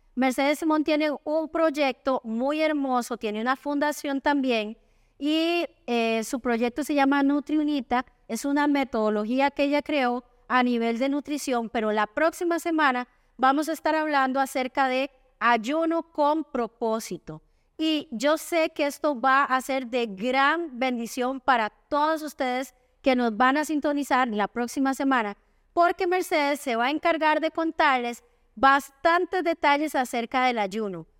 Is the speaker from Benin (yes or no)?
no; Costa Rica; soy la única tica